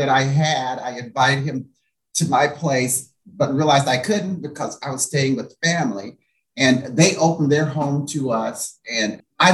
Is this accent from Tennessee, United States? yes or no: yes; Greeneville, Tennessee, United States; now in Palm Springs, United States; a little colored boy from Greenville, Tennessee, in Palm Springs